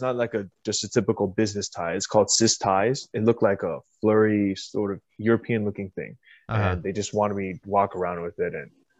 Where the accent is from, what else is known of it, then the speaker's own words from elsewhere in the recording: Indonesia; now in United States; I'm Indonesian, but okay. My parents like to say Chinese descent. So uh-huh. It's like, so we come from China to be raised in Indonesia, but I speak Indonesian.